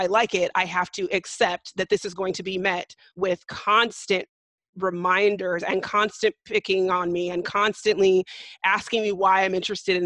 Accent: California, United States; I'm from California, which is, of course, a blue state

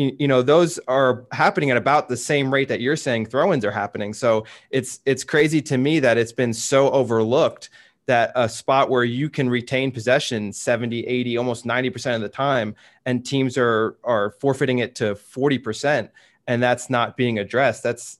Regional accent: United States; being an American

